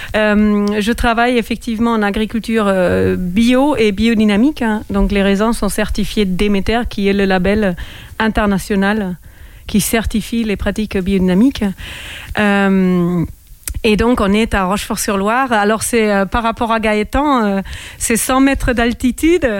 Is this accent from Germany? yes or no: yes; Germany; now in France; j'ai grandi en Allemagne.